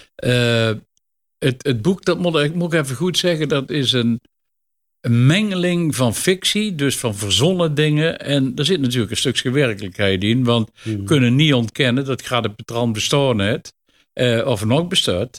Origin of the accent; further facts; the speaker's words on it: Netherlands; Oelderen, waar ik vandaan kom